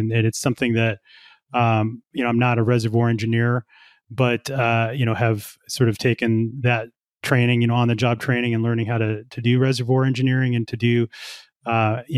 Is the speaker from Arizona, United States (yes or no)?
no; Colorado, United States; also born or lived in Houston; I'm from Colorado originally, so is my wife. We have family here, and we wanted to raise kids here